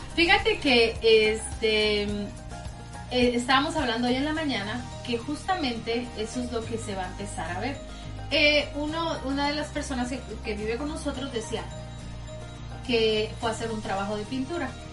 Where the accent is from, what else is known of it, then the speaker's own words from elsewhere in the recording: Tampico, Tamaulipas, Mexico; now in United States; yo soy de Tampico